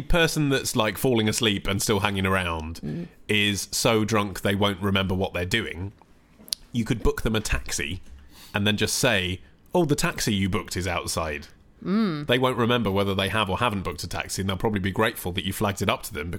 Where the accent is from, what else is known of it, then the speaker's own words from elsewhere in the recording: England, United Kingdom; because I'm English.